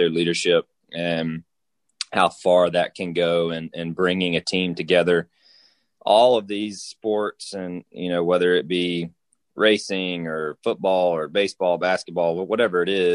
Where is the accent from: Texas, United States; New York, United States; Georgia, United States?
Georgia, United States; The state, just in general, you know, my hometown